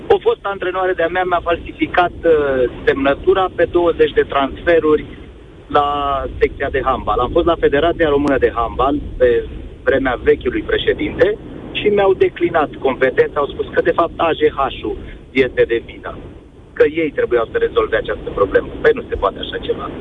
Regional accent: Brașov, Brașov County, Romania; Sunt din Brașov

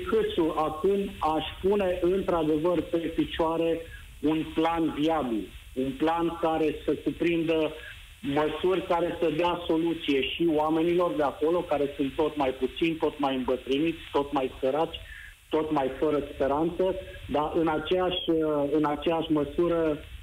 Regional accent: Jiu Valley, Hunedoara County, Romania; moved away as an adult; now in Denmark; sunt născut și crescut în Valea Jiului

